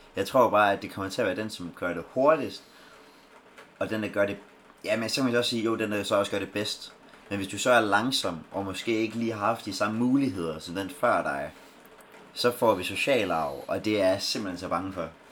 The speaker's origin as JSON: {"language": "Danish", "country": "Denmark", "said": "vi er danskere"}